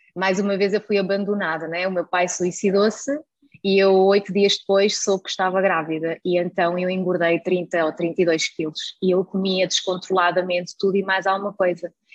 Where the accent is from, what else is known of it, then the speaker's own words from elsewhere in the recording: Germany; now in Portugal; nasci na Alemanha